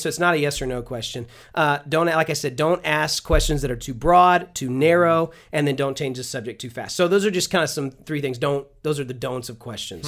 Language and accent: English; Houston, Texas, United States; I'm from Houston